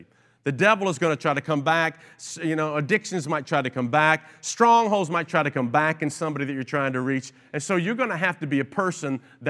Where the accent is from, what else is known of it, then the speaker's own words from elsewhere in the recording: Kingsport, Tennessee, United States; also born or lived in Long Island / Cleveland / New Jersey; I was born in Long Island, New York, and then we moved to Cleveland, Ohio, and then back to upstate New Jersey while he worked in the city, and then down to Kingsport, Tennessee, where I spent most of my life growing up.